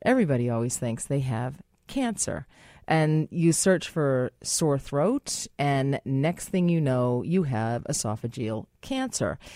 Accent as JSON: {"language": "English", "country": "United States", "said": "as an American, as I am"}